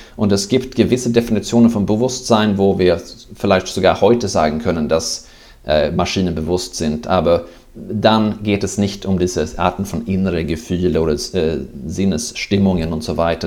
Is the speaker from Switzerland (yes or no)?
no; Sweden; German is a second language; now in Netherlands; ich bin Schwede, das hört man vielleicht